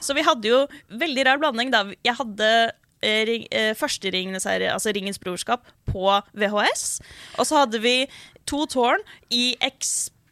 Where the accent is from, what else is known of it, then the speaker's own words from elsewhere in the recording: Oslo, Norway; Jeg vokste opp på Oslo vestkant